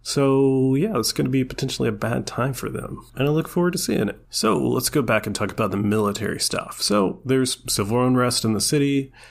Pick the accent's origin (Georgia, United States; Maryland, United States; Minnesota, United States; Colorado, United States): Georgia, United States; I'm from Georgia